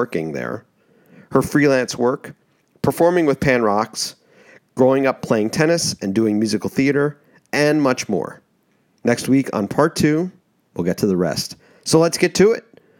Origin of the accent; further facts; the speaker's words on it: New York, United States; the traffic thing was very much a New York specific because I grew up on Long Island.